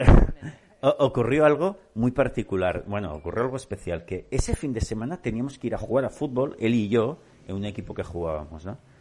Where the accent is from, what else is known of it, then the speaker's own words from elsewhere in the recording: Barcelona, Catalonia, Spain; yo soy de Barcelona